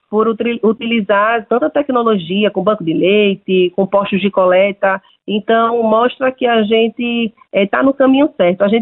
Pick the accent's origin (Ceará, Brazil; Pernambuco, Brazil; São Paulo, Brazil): Pernambuco, Brazil; eu sou de, do estado de Pernambuco e somente em Pernambuco, 144 mil, um pouco mais de 144 mil mulheres foram doadoras de leite humanos